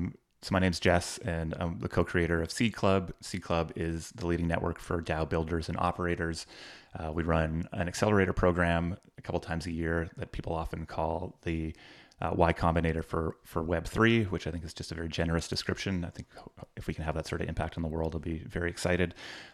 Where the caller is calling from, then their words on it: British Columbia, Canada; I'm in a small town just outside of Vancouver in Canada.